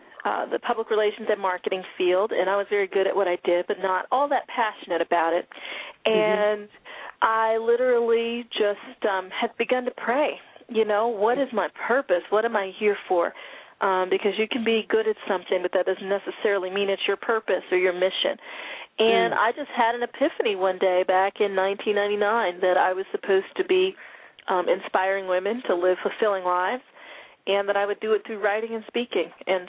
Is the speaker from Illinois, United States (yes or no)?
no; Denver, Colorado, United States; also born or lived in North Florida / Germany; I was born in North Florida, and then we moved to Germany when I was in the second grade, and I lived there through fourth grade. And then we moved to Denver, Colorado. I consider Colorado to be where I grew up